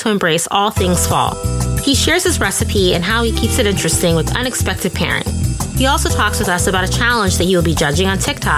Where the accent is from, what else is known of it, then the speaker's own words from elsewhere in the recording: Midwest, United States; now in New York, United States; I live in New York now. I'm originally from the Midwest